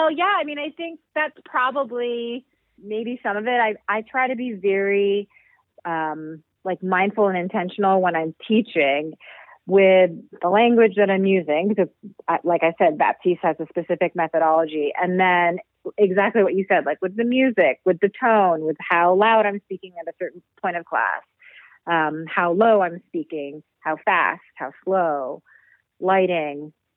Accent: New York City, New York, United States; I grew up in New York City, and one of our classes was movement.

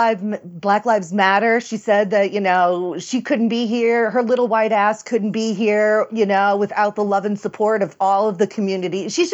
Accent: Louisiana, United States; I grew up in New Orleans, like a little city right outside of New Orleans.

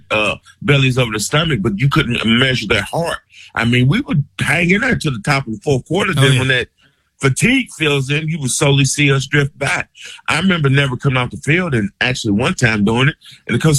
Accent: Lexington, Kentucky, United States; I'm from Lexington

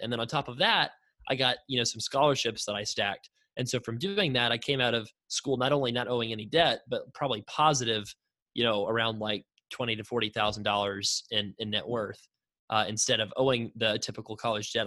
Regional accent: Florida, United States; I was born in Florida.

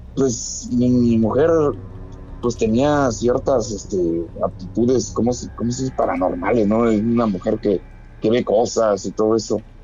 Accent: Mexico City, Mexico; moved away; Yo soy de la Ciudad de México

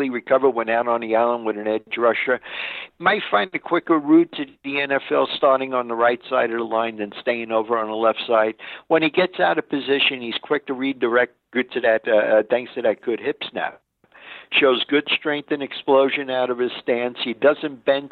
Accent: New York City, New York, United States; I'm from Brooklyn

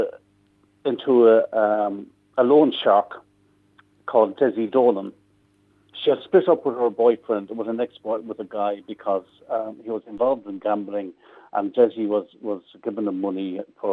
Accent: Midlands, Ireland; I'm from the Midlands, so I know it very well

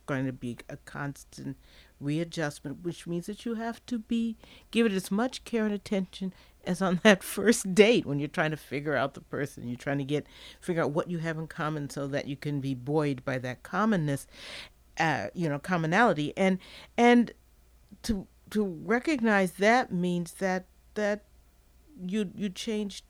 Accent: Midwest, United States; moved away as an adult; now in Charlottesville, United States; I'm from the Midwest

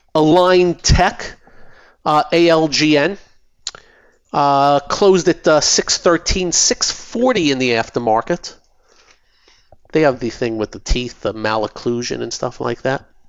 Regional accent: New York City, New York, United States; I was born in Brooklyn

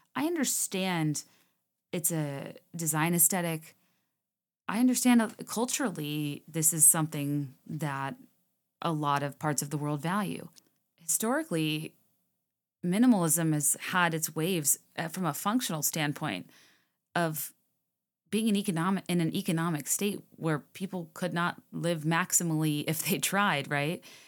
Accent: Virginia, United States; moved away; I used to go for drives a lot when I was growing up in Virginia, like, through Goochland

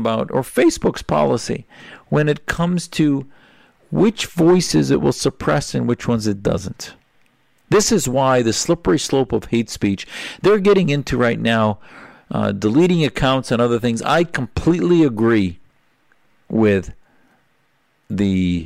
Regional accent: United States; American Muslims

